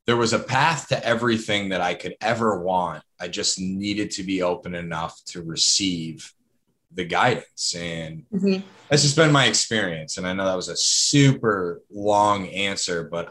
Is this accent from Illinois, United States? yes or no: no; Lebanon, New Hampshire, United States; my hometown of Lebanon, New Hampshire